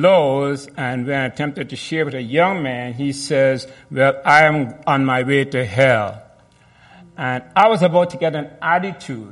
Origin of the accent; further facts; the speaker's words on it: Guyana; I was born in Guyana